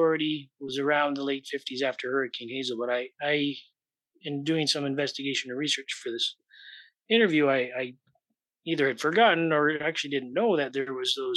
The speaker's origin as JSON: {"language": "English", "town": "Pickering", "region": "Ontario", "country": "Canada", "tie": "born or raised there", "also_born_or_lived": "Toronto", "moved": "yes", "said": "when I was growing up in Pickering, which is on the east end of their jurisdiction"}